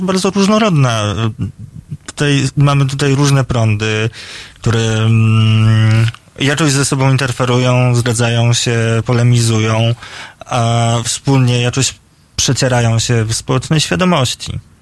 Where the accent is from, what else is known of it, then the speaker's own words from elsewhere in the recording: Poland; now in Warsaw, Poland; jestem ze wsi dosyć niedużej, z takiego podgranicza Mazowsza i Lubelsztyzny